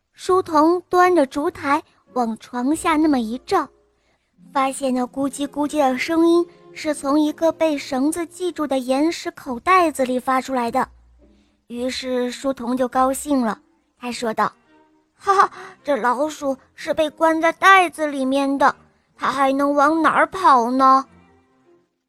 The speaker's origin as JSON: {"language": "Chinese", "region": "Hebei", "country": "China", "said": "我今年五岁了，我来自河北"}